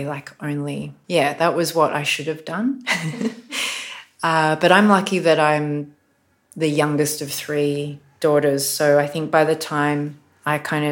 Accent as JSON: {"language": "English", "country": "Australia", "tie": "born or raised there", "said": "I was born in Australia and I was taught colonial myths like so many people of my generation"}